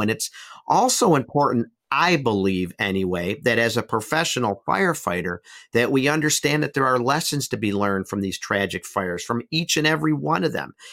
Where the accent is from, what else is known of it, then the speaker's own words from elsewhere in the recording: Buffalo, New York, United States; my own hometown, Buffalo, New York